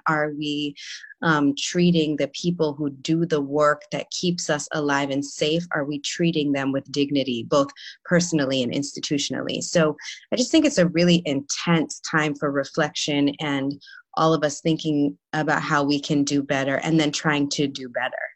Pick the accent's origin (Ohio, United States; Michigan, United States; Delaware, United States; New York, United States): New York, United States; I'm from New York, born and raised.